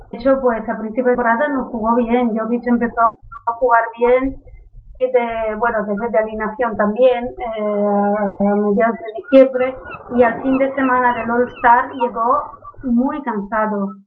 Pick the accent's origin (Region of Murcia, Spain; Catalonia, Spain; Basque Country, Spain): Catalonia, Spain; soy catalán.